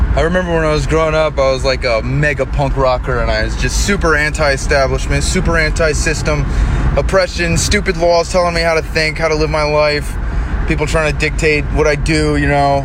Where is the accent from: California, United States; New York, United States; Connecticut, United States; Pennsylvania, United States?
New York, United States; I grew up in New York